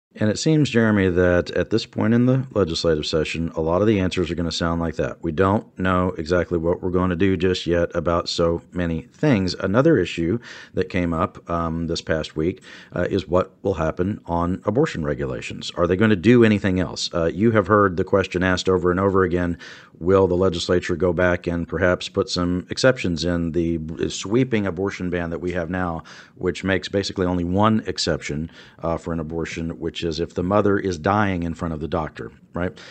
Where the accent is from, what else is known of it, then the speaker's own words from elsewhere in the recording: Louise, Texas, United States; now in Austin, United States; I grew up in Louise, Texas, and I actually grew up on a farm south of El Campo, Texas